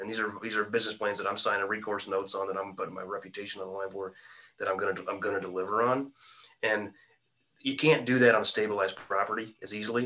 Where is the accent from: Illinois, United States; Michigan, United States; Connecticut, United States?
Illinois, United States; Quincy; my hometown of Quincy, Illinois.